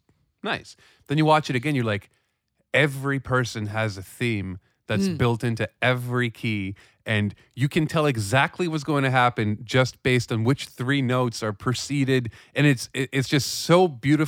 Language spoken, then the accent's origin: English; Israel; moved away; I was still growing up in Israel